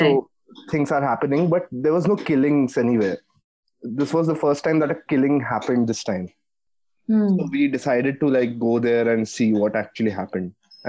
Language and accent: English; Jamshedpur, Jharkhand, India; So I was born and brought up in Jamshedpur, which is in Jharkhand now. Used to be Bihar back then. So my grandfather used to be from West Bengal, but like I've never lived there.